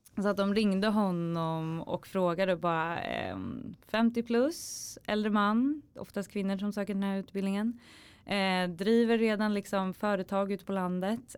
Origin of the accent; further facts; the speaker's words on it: Norrtälje, Stockholm County, Sweden; moved away as an adult; now in Stockholm, Sweden; i Norrtälje där jag kommer ifrån.